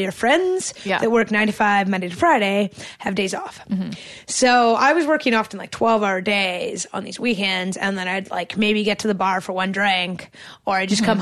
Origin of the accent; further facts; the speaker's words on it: Canada; as a Canadian